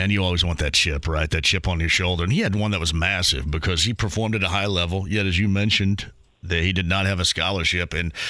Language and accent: English; Southern Indiana, United States; I'm from Southern Indiana, too.